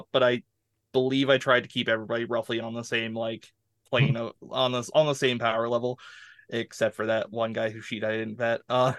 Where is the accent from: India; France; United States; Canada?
Canada; a hockey's my game as a Canadian, so I got nothing here.